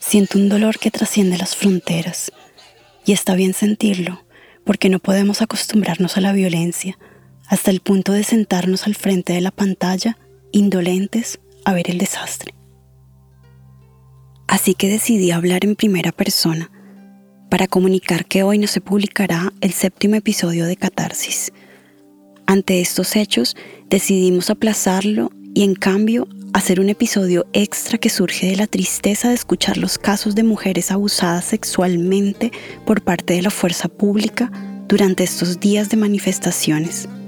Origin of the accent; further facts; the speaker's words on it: Colombia; moved away as an adult; Hace seis años me fui de Colombia. Estar lejos de la familia, de mi casa, a veces me hace sentir suspendida en el espacio